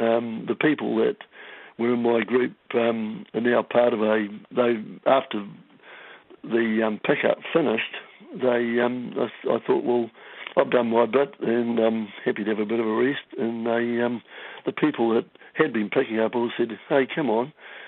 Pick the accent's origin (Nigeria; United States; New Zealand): New Zealand; Tauranga, Bay of Plenty; I grew up in Tauranga, so meant a lot to me. You know, I've grown up on fishing and surfing